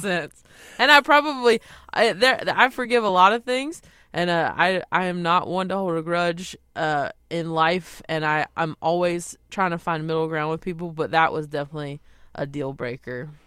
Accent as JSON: {"language": "English", "town": "Belmont", "region": "North Carolina", "country": "United States", "tie": "born or raised there", "moved": "as an adult", "lives_now": "Los Angeles, United States", "said": "my hometown. I mean, everyone in Belmont has been so supportive"}